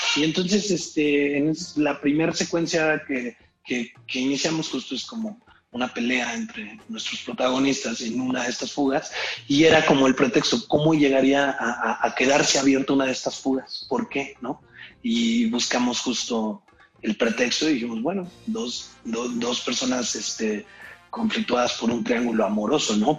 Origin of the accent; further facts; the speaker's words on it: Irapuato, Guanajuato, Mexico; accent: Irapuato; moved away; yo crecí en Irapuato